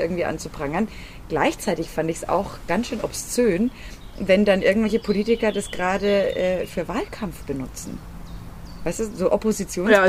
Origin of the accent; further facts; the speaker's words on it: Freilassing, Bavaria, Germany; in Freilassing war es ja mal so, da wo ich herkomme aus der Region